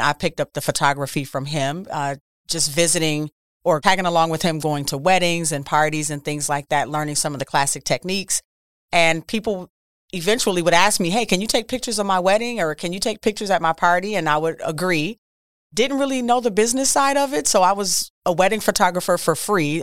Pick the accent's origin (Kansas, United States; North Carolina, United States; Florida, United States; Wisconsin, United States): Wisconsin, United States; Milwaukee; I'm born and raised in Milwaukee, Wisconsin